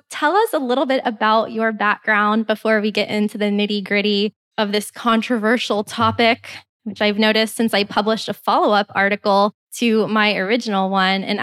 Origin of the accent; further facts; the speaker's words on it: Canada; Well, well as a Canadian